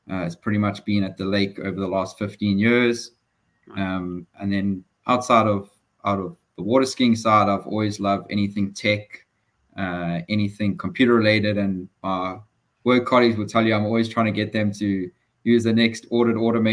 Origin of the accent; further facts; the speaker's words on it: Durban, KwaZulu-Natal, South Africa; moved away as an adult; now in United States; I was born in Durban, KZN. As a true Durbanite, I love the outdoors, I love the weather. Fortunately, I didn't have to go very far from where I grew up